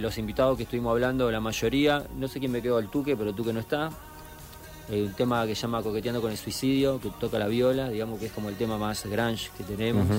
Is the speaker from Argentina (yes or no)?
yes; Cañada de Gómez, Santa Fe, Argentina; moved away; Nosotros venimos de Cañada de Gómez, hace mucho que vivimos acá